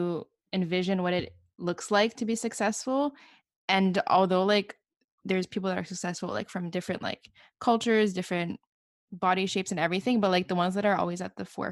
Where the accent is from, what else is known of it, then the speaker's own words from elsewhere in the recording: Montreal, Quebec, Canada; I'm from Montreal.